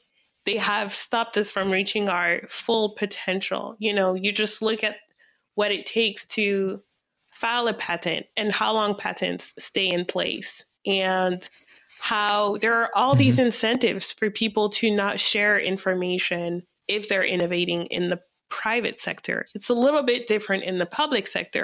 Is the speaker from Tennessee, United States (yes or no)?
no; Reno, Nevada, United States; now in Washington, DC, United States; I grew up in Reno, Nevada